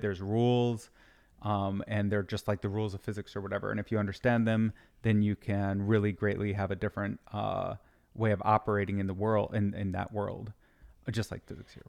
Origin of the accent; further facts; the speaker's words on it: Michigan, United States; moved away; also born or lived in Utah; I grew up in Michigan